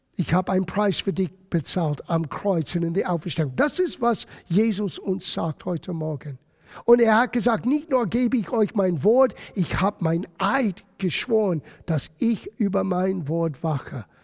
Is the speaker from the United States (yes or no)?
yes; United States; German is a second language; moved away; also born or lived in Germany; bei uns in Amerika